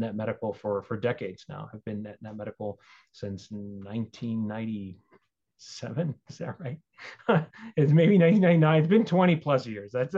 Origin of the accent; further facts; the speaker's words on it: Albuquerque, New Mexico, United States; also born or lived in Texas / Boulder, Colorado; I've been in New Mexico quite some time. I'm not quite a native, but I've been here since the 80s.